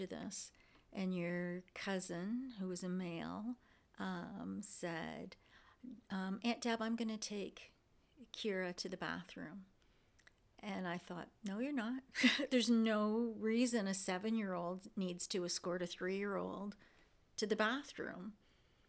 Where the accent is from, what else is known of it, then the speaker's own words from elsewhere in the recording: Windsor, Ontario, Canada; growing up in Windsor